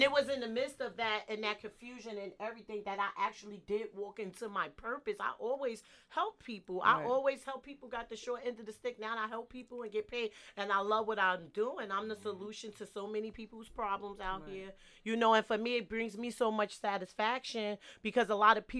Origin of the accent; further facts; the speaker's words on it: Jersey City, New Jersey, United States; I'm from the hood. I'm from Jersey City.